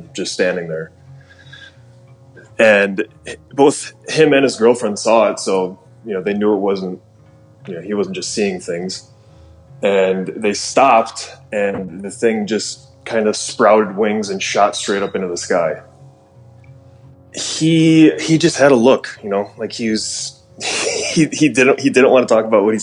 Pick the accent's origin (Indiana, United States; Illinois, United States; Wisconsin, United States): Illinois, United States; Streamwood; I'm from Chicago, originally from Streamwood, which is a suburb of Chicago